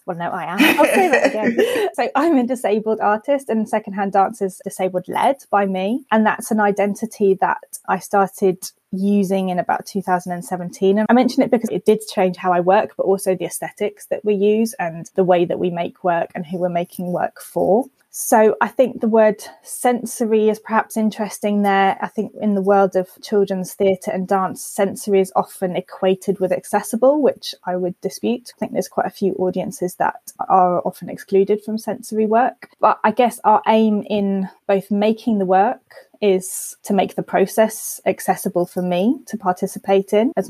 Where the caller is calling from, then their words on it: Epsom, South East England, United Kingdom; Just outside London in Epsom.